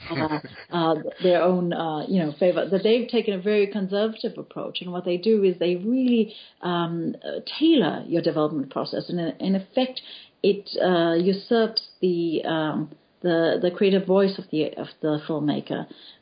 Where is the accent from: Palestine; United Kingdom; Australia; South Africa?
South Africa; Pietermaritzburg, KwaZulu-Natal; moved away as an adult; also born or lived in Cape Town; I grew up in Pietermaritzburg, which is in KwaZulu-Natal, and in a very closed Indian community.